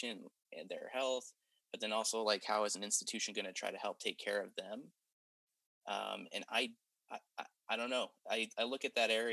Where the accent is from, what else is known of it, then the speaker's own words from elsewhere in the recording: Utah, United States; moved away; I'm from Utah